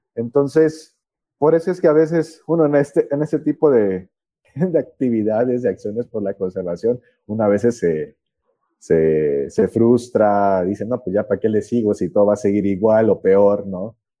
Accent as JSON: {"language": "Spanish", "country": "Mexico", "also_born_or_lived": "Chiapas"}